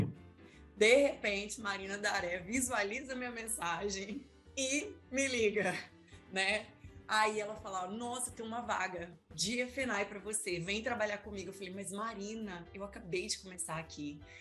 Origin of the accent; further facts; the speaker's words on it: Vitória, Espírito Santo, Brazil; also born or lived in Serra, Espírito Santo; Eu sou nascida aqui em Vitória mesmo, sou filha de mineiro